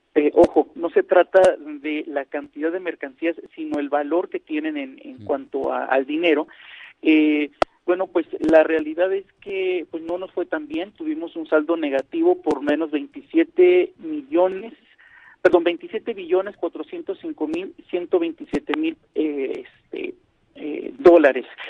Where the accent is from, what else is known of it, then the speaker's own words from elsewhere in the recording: northern Mexico border, Mexico; cuando era niño me tocó lograr ver cómo empezaron a abrirse empresas extranjeras, particularmente aquí en la frontera